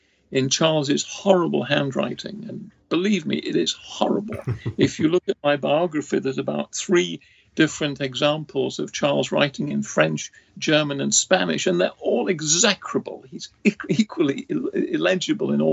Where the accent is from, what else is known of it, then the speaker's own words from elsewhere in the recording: Nottingham, East Midlands, United Kingdom; moved away as an adult; also born or lived in Cambridge / St Andrews; now in Ohio, United States; I was born in Nottingham, England in 1943